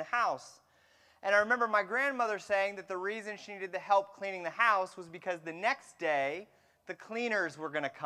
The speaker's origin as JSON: {"language": "English", "town": "Fremont", "region": "California", "country": "United States", "tie": "born or raised there", "said": "I grew up in the San Francisco Bay Area, and I grew up in a town called Fremont"}